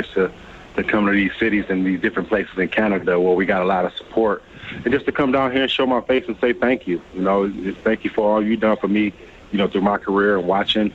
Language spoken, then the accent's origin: English; Flint, Michigan, United States; growing up in Flint